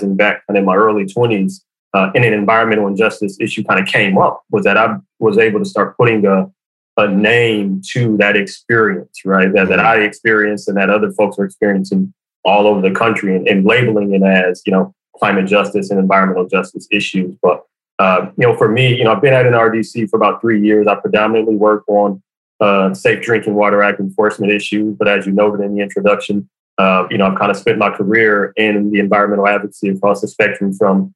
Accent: Detroit, Michigan, United States; from Detroit, right? Born and raised on the playground is where I spent most of my days

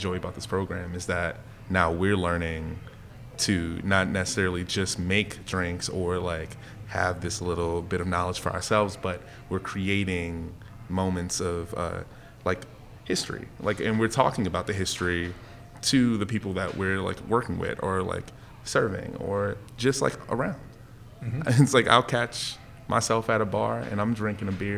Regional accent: New Orleans, Louisiana, United States; I'm from here

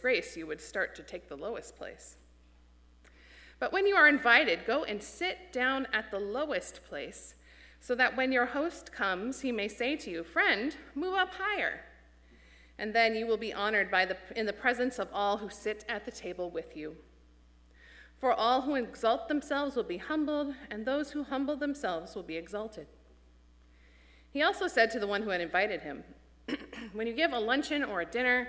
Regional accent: Enumclaw, Washington, United States; also born or lived in Federal Way, Washington / West Seattle, Washington; I'm from the area. I grew up in Enumclaw, Washington, so I've always lived in the Sound.

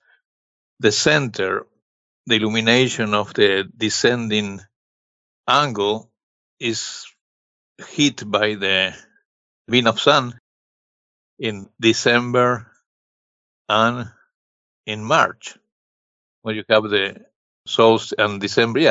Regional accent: Buenos Aires, Argentina; now in New York City, United States; I grew up in Argentina, Buenos Aires

